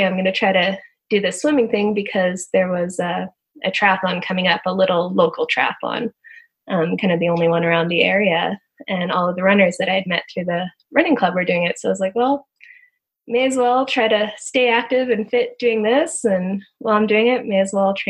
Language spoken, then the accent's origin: English; Canada; moved away as an adult; also born or lived in Texas, United States; being a Canadian down in the U.S.